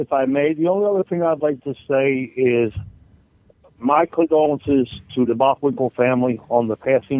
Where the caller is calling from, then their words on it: Florida, United States; over here in Florida. Just thought I'd call in before I start my meeting.